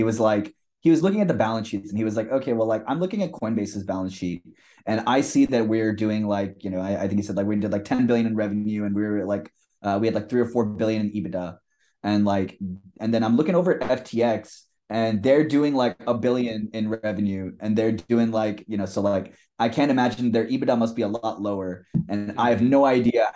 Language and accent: English; India; I'm like Indian